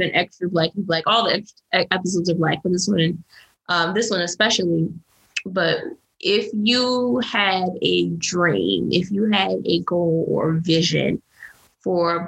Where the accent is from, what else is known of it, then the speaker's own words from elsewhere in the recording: United States; being Black and being American, like living in this country